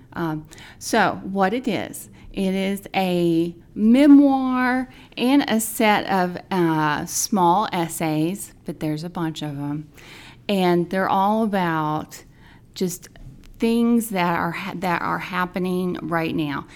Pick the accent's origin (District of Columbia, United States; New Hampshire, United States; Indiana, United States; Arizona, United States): Indiana, United States; I am from Indiana.